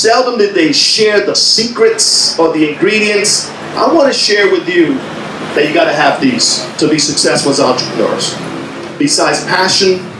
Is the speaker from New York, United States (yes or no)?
yes; New York City, New York, United States; also born or lived in Santiago, Dominican Republic; I was raised in New York City.